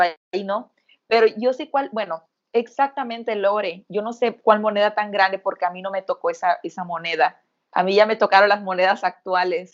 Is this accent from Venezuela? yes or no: no; Mexico; somos mexicanas